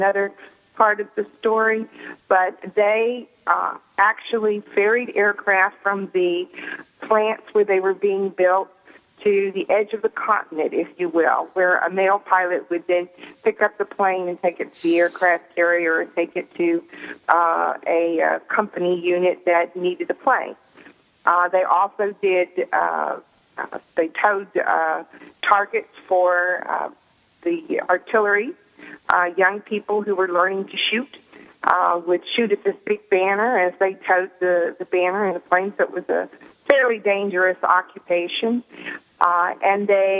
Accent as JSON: {"language": "English", "town": "Fort Smith", "region": "Arkansas", "country": "United States", "moved": "yes", "lives_now": "Pittsburgh, United States", "said": "I'm calling from Pittsburgh, but of course, you know I'm from Fort Smith, Arkansas, originally."}